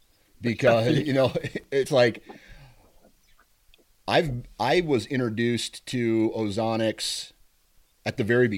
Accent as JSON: {"language": "English", "region": "Iowa", "country": "United States", "tie": "born or raised there", "said": "I'll hunt Iowa, my home state."}